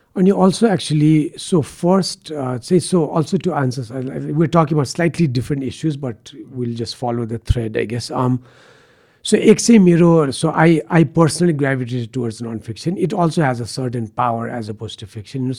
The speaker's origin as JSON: {"language": "English", "town": "Kathmandu", "region": "Bagmati", "country": "Nepal", "tie": "born or raised there", "also_born_or_lived": "United States / Patan", "said": "I grew up in Baneshwar"}